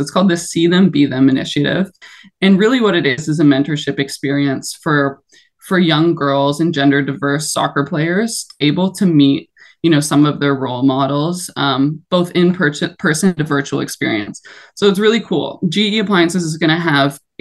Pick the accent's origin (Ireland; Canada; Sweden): Canada; Toronto, Ontario; in my hometown, like playing in BMO Stadium